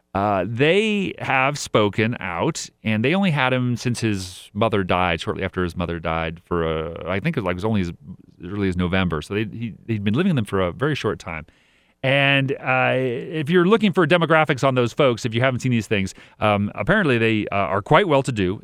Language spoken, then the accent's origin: English; El Dorado County, California, United States; moved away; I grew up in El Dorado County for a while